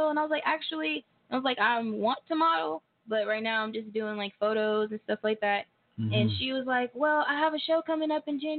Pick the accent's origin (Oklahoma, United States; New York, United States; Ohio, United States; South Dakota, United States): Oklahoma, United States; Tulsa; Well, I'm from Tulsa, Oklahoma. Uh huh. Born and raised.